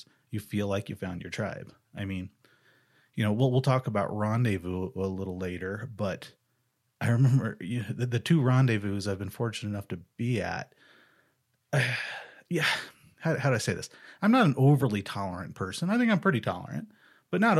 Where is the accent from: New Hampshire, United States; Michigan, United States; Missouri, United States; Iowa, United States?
Missouri, United States; now in Arizona, United States; I grew up in Missouri